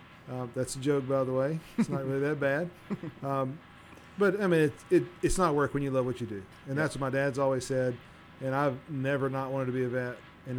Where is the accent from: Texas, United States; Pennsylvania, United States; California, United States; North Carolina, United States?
Texas, United States; Navasota; I was born in Navasota, born and raised in Navasota, Texas, which is down by Houston, between Houston and College Station.